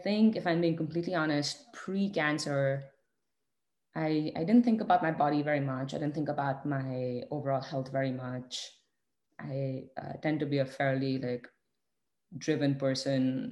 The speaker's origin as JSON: {"language": "English", "country": "India", "said": "us being Indian and having the privilege of growing up in the Indian family"}